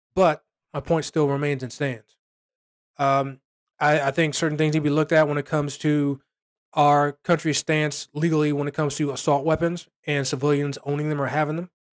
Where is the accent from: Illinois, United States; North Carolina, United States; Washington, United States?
Illinois, United States; Chicago; my hometown, Chicago